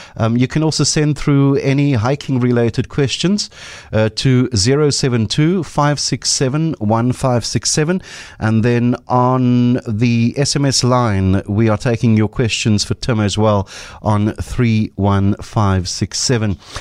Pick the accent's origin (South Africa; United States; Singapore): South Africa; Cape Town, Western Cape; I grew up on the Cape Flats